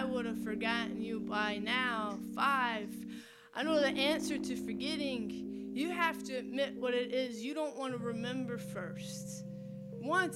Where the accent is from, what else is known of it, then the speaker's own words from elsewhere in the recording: Tupelo, Mississippi, United States; moved away; I was born, bred, and raised in Mississippi in a town called Tupelo